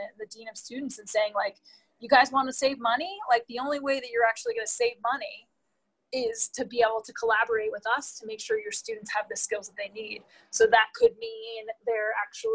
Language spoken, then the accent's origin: English; East Coast, United States; I grew up on the East Coast